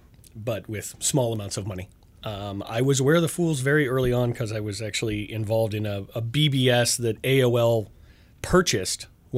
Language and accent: English; Colorado, United States; I am from Colorado. And I'm lucky enough to have graduated from literally Rocky Mountain High.